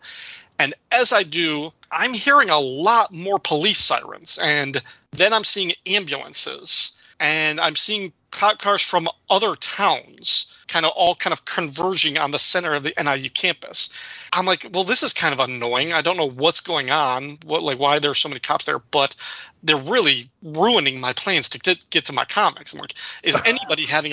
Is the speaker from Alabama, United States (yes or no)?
no; DeKalb, Illinois, United States; my hometown of DeKalb, Illinois, where I grew up